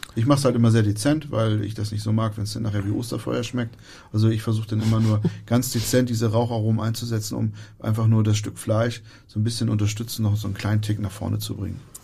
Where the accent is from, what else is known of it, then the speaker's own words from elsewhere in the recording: Germany; wir als Deutsche